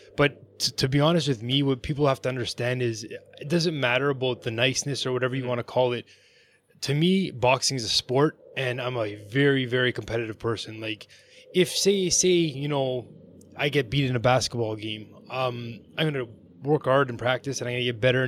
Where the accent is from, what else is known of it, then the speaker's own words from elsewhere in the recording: Vaughan, Ontario, Canada; I grew up in Vaughan, like Maple, Ontario.